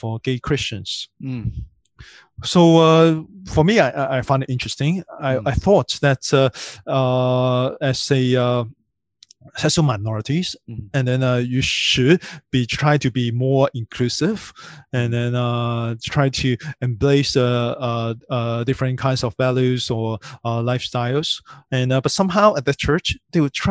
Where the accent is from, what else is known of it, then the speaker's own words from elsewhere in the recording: Hong Kong; I grew up in Hong Kong